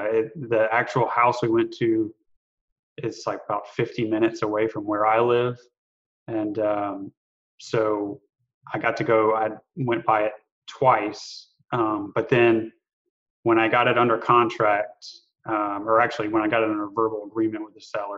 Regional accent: Louisiana, United States; moved away as an adult; also born or lived in New Orleans / Germany; now in Mobile, United States; I'm originally from Louisiana, and have kind of lived there for about 8 or 9 years.

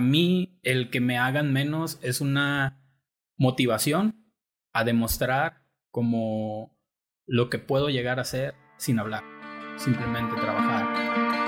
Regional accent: Tepic, Nayarit, Mexico; yo soy de aquí de Tepic

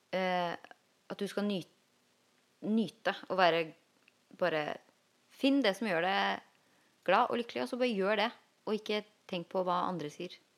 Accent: Norway; en jeg vokste opp med i Jarmark

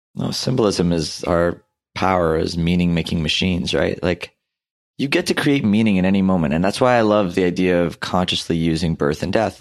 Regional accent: India; i'm hindu by background. I'm Indian

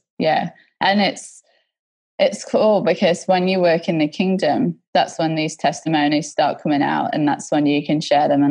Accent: Australia; I'm like, no, we're Australian.

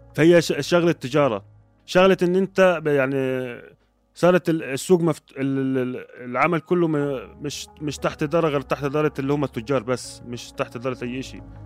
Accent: Egypt; moved away as an adult; now in Jordan; انا كمصري

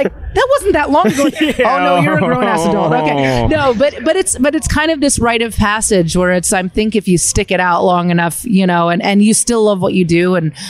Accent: rural Pennsylvania, United States; I'm a dork from rural Pennsylvania. You know, I grew up like around Mennonite people and rednecks

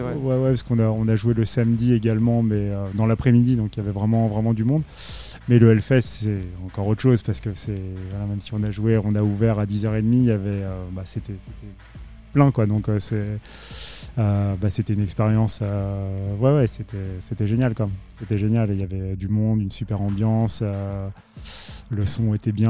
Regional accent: Paris, Île-de-France, France; Je suis parisien

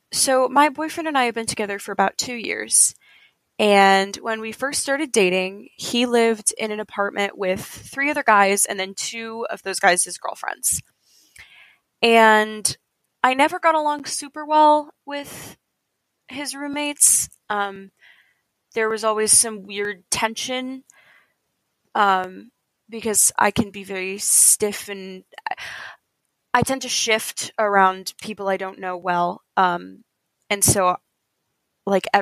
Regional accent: Indiana, United States; I'm from Indiana.

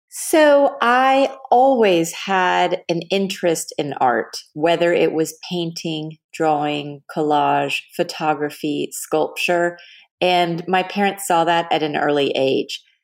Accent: Dallas, Texas, United States; moved away as an adult; also born or lived in Los Angeles; I grew up in Texas, in Dallas

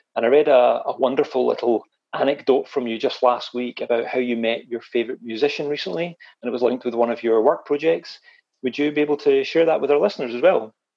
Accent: Scotland, United Kingdom; also born or lived in Glasgow; I actually regarded myself as a Scottish

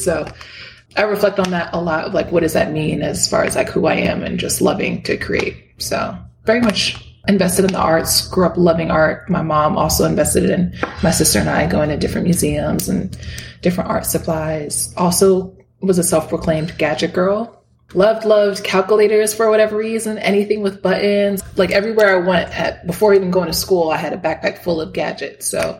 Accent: New York, United States; also born or lived in Miami, Florida; Yes, I was born in Miami, Florida. to two parents. They came from Dominican Republic, so both of them were immigrants. And then I mostly grew up with my mom and my sister. We moved from Miami to different parts of New York State.

